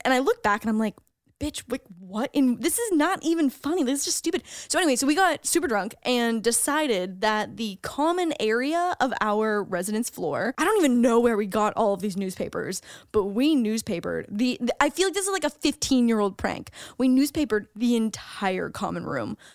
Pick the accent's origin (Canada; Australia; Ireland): Canada; as a Canadian